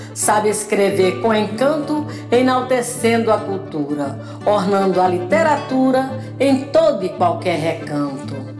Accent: Ipueiras, Ceará, Brazil; now in Rio de Janeiro, Brazil; Eu nasci em Ipueiras, terra boa é meu lugar. Sou cearense da Gema tenho orgulho em falar

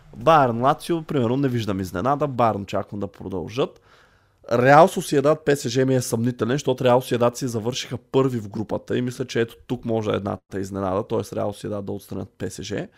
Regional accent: Targovishte, Targovishte Province, Bulgaria; ние с колегата сме от търговище

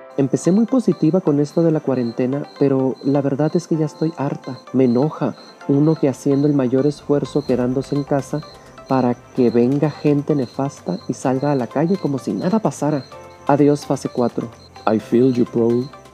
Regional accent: Mexico; Somos mexicanos

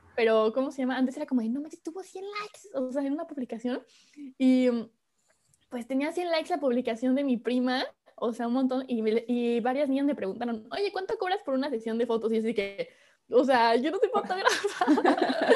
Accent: Córdoba, Veracruz, Mexico; moved away as an adult; now in Paris, France; soy de México, de Córdoba, Veracruz para ser exacto

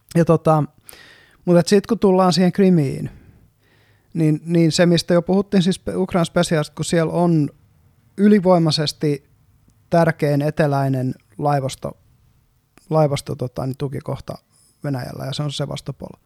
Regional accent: Eastern Finland, Finland; moved away as an adult; now in Helsinki, Finland; me ollaan molemmat kotoisin Itä-Suomesta

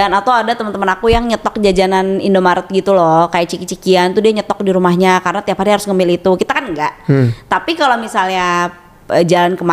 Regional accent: West Java, Indonesia; kita tuh mikirnya kayak sebagai orang Sunda ya kan

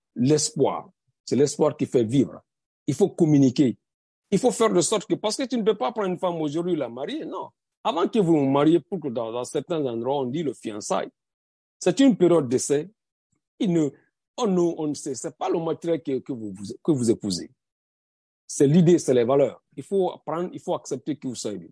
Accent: Guinea; moved away as an adult; now in United States; Je suis guinéen américain, pas le, pas le sens contraire. Je suis d'abord guinéen.

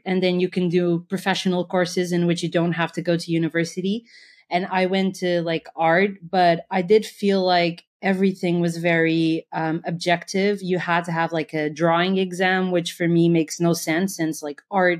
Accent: Portugal

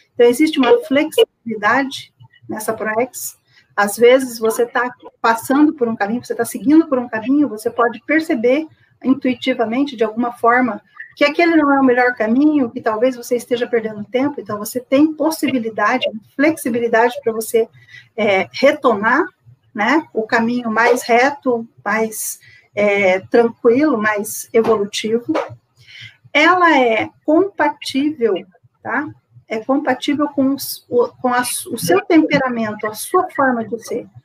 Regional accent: Campo Grande, Mato Grosso do Sul, Brazil; sou de Campo Grande, Mato Grosso do Sul

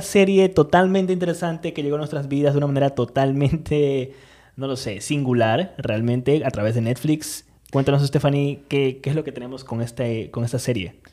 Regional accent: Peru; Estamos en Perú actualmente y pues nada, bueno, igual, por más que donde estemos, nuestro pasaporte sigue siendo peruano

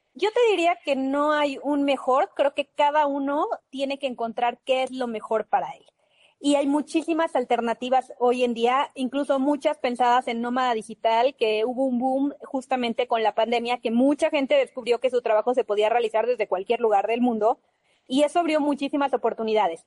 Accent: Mexico; somos mexicanos

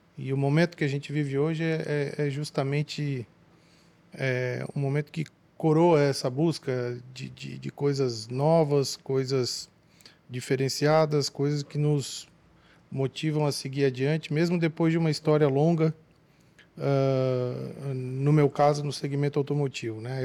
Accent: Tubarão, Santa Catarina, Brazil; nós somos naturais da mesma cidade, de Tubarão, Santa Catarina, sul de Santa Catarina

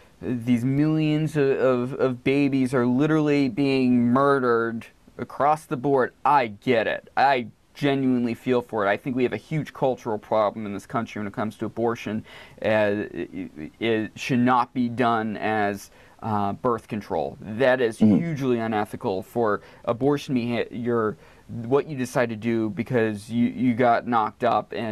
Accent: Maine, United States; I grew up in Maine

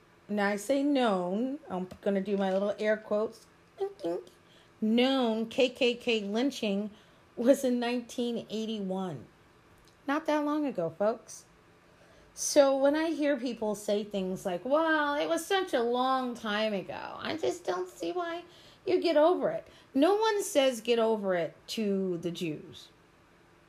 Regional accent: United States; I'm an American. I am an American of African descent, but I am an American, true and blue

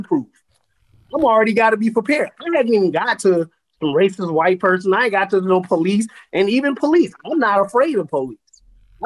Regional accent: California, United States; growing up in California

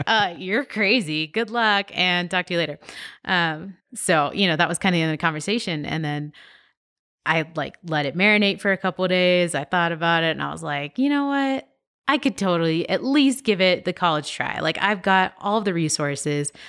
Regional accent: San Diego, California, United States; I grew up in San Diego

